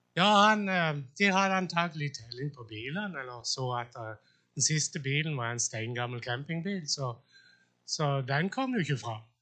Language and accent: Norwegian; Sjøllingstad, Agder, Norway; jeg vokste opp på Sjøllingstad